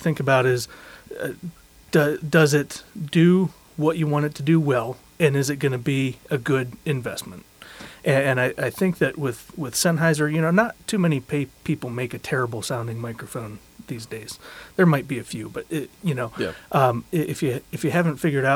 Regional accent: Cleveland, Ohio, United States; I'm from Cleveland

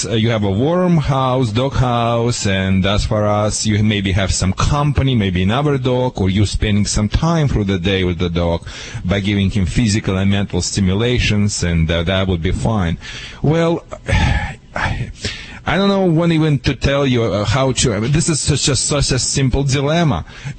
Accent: Germany; now in United States; because I'm from Europe, and in Germany, and a lot of European countries, the dogs, especially German Shepherds, it's okay to be outside.

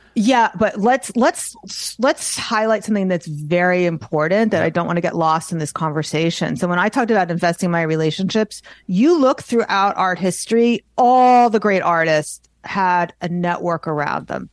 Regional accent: New York, United States; I'm Jewish and I'm from New York

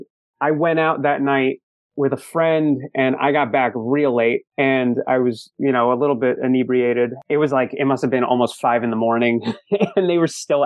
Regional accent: New Jersey, United States; we're from New Jersey.

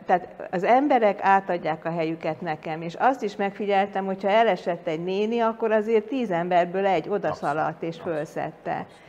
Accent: Hungary; én meg magyar vagyok, itt születtem, itt nőttem fel

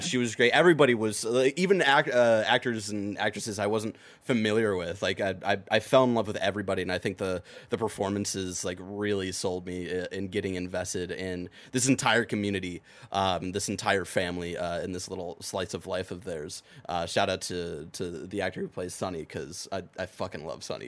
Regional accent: Lakewood, Ohio, United States; my hometown, Lakewood

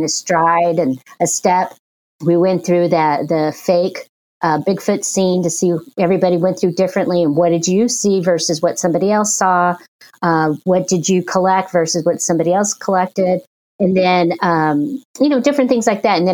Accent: Porterville, California, United States; I was born and raised in Porterville

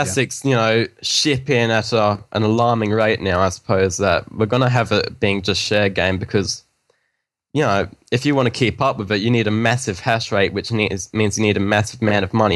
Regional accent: Western Australia, Australia; I'm from Australia too

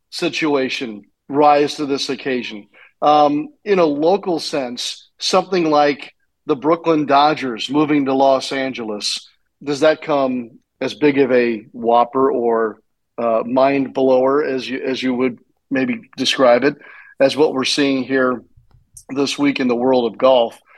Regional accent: St. Louis, Missouri, United States; growing up in St. Louis

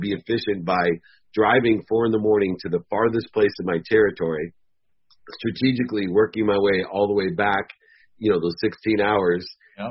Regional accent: Ohio, United States; we're both from Ohio

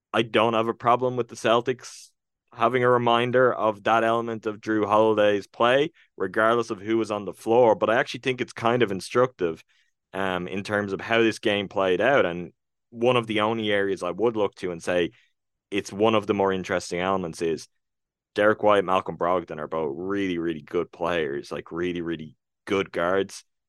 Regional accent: Ireland; I'm real Irish

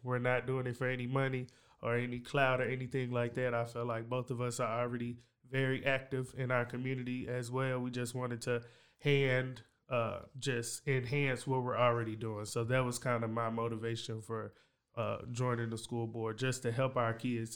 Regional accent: Waco, Texas, United States; also born or lived in Hewitt, Texas; growing up in East Waco, U S

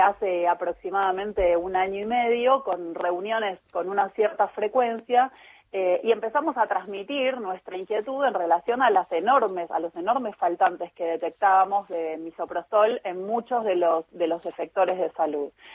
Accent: Chubut, Argentina; yo soy de Chubut

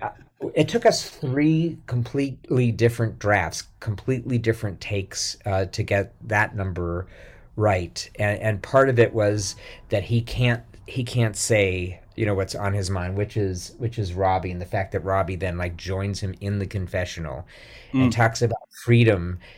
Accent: Pittsburgh, Pennsylvania, United States; obviously I'm like Irish Catholic, but from Pittsburgh.

